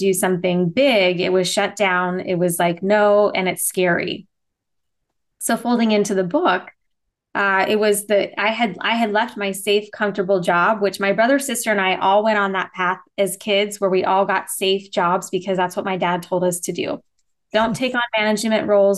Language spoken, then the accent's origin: English; Las Vegas, Nevada, United States; also born or lived in Henderson, Nevada; I was born and raised in Vegas, and I live in Henderson, so outside of Vegas, but still a Vegas kid